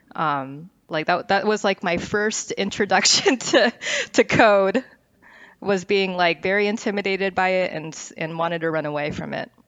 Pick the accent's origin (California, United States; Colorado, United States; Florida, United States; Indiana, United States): California, United States; Westlake Village; also born or lived in Northridge; I grew up in the West Coast, um, was born in North Ridge. I grew up in Westlake Village, which is, um, a small city in Ventura County.